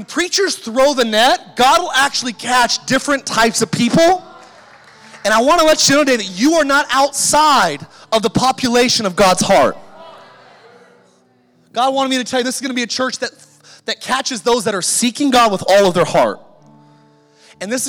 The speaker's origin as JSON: {"language": "English", "region": "California", "country": "United States", "tie": "born or raised there", "moved": "as an adult", "lives_now": "Idaho, United States", "said": "I grew up in California and I had a lot of friends and a lot of influence down there. And when I became a Christian and moved to Idaho away from everybody that I knew"}